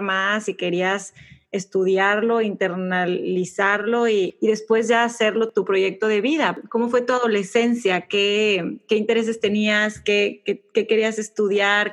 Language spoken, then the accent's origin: Spanish; Monterrey, Nuevo León, Mexico; yo de Monterrey, México. Mis papás de Ciudad de México, fíjate, mucho más abiertos, pero yo como, como buena montana católica, creces